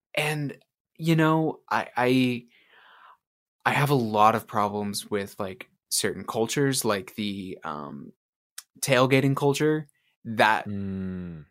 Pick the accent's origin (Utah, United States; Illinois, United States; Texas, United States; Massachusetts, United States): Utah, United States; moved away; the big rivalry from like me growing up was actually the Utes and BYU from when I lived in Utah